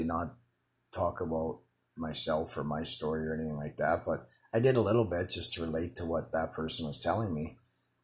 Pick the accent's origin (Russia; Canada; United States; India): Canada; Winnipeg, Manitoba; moved away as an adult; also born or lived in Calgary; from Winnipeg, where we were born